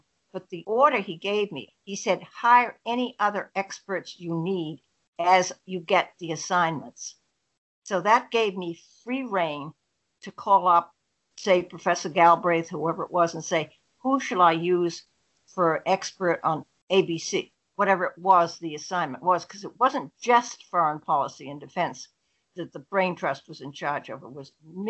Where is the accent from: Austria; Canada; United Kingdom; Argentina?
United Kingdom; East of England; I was at home where I grew up in Essex.